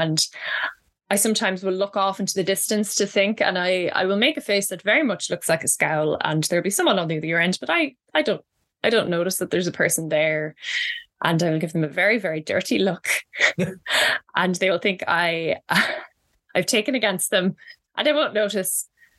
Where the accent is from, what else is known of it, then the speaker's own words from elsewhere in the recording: Midlands, Ireland; accent: Midlands country accent; when I first went to college, I was made fun of for my you know, Midlands country accent. And this is the accent I use when I'm talking to people not from Ireland